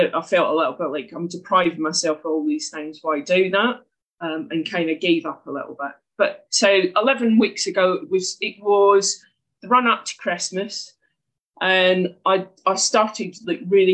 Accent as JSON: {"language": "English", "region": "Scotland", "country": "United Kingdom", "moved": "as an adult", "lives_now": "Herne Bay, United Kingdom", "said": "you can probably tell from the accent I'm not from there. I'm from Scotland originally"}